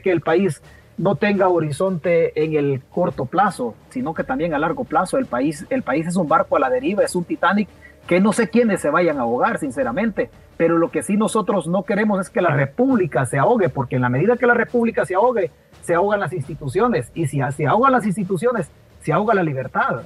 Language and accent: Spanish; El Salvador